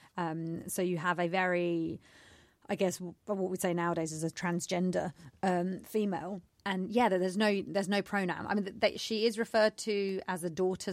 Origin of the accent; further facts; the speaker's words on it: United Kingdom; I'm British born and raised.